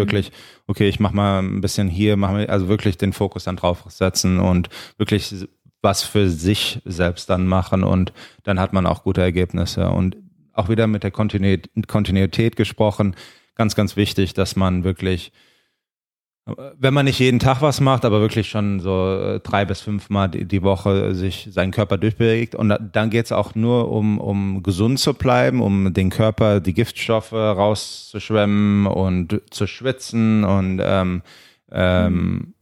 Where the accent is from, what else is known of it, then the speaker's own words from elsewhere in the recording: Germany; now in Los Angeles, United States; wir sind aus Deutschland, wir sind in Deutschland aufgewachsen